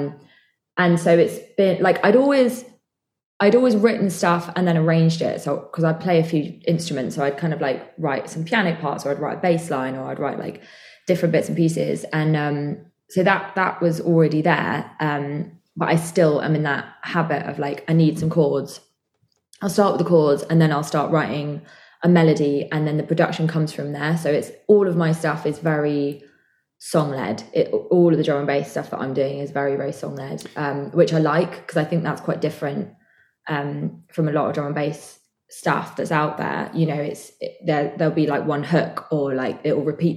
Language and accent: English; just outside Bristol, South West England, United Kingdom; I'm from Bristol. Well, sort of. I'm from like just outside Bristol, so this is like my home.